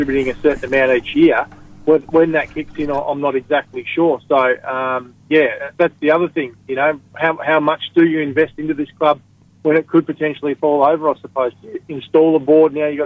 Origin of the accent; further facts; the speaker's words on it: Tasmania, Australia; we're from Tasmania